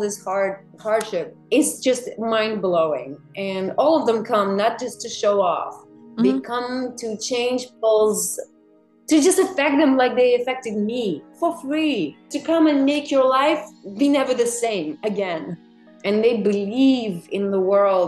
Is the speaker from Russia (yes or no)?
yes; Russia; moved away as an adult; now in New York, United States; I'm from Russia, so we were like, it's a very conservative society